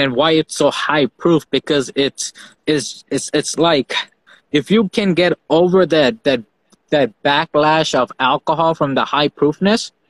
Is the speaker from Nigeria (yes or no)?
no; Fiji; moved away; I grew up in Fiji Islands, and we had our country's rum